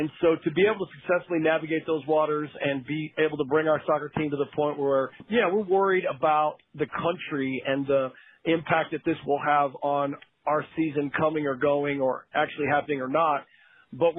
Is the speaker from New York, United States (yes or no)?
no; Texas, United States; I am from Texas, as you know, but not from West Texas